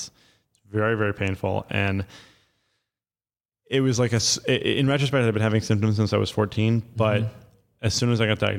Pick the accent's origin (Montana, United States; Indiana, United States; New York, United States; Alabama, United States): New York, United States; New York City; So I grew up in Lower Manhattan my whole life in Soho, and my father was an art dealer.